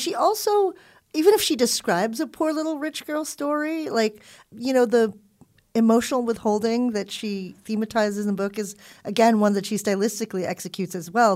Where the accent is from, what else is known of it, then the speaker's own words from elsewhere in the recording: Southern California, United States; also born or lived in Philippines / Hawaii; we were kids who were growing up in Southern California.